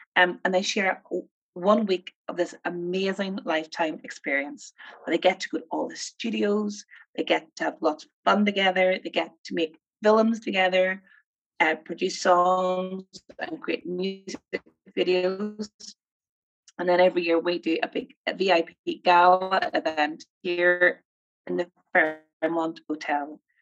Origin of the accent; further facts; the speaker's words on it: Armagh, Northern Ireland, United Kingdom; as you can tell from my accent, I'm from Northern Ireland. I grew up in a place called Armagh